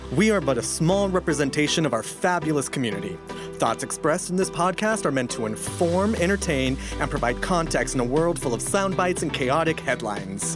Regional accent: East Texas, United States; also born or lived in Los Angeles / Arlington, Texas / New York; I moved here when I was ten. I moved to East Texas and from Los Angeles and grew up in East Texas, but, uh, after, in the middle of high school, my family moved to Arlington

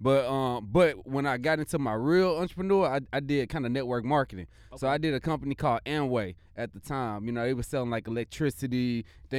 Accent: Missouri City, Texas, United States; I grew up in Mo City, Texas. You know, I'm a Mo City Southside baby. My pops lived in South Park, off South Seas, and my grandma in Herm Clark. So I'm legit Mo City Southside, Houston, Texas, born and raised

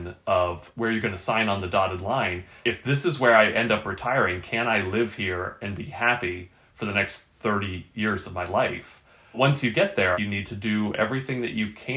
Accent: East Coast, United States; moved away as an adult; now in Sacramento, United States; We're both from the East Coast

